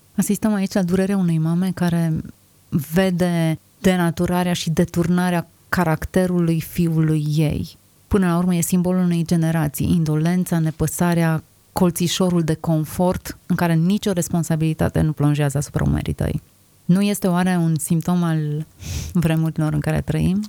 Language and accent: Romanian; Romania; Suntem născuți aici cu un anumit scop și cu un anumit sens. Suntem români